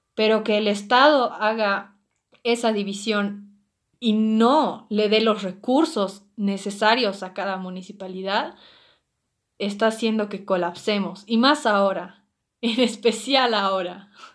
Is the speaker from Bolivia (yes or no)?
yes; Bolivia